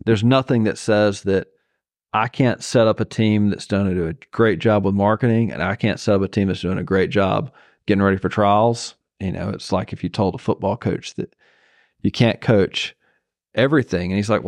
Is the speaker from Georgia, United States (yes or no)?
yes; Zebulon, Georgia, United States; Zebulon, Georgia.